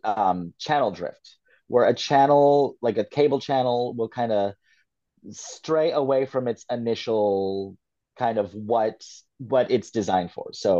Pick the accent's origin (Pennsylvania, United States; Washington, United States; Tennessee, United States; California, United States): California, United States; Fresno; the Fresno Nightcrawlers, which is my hometown cryptid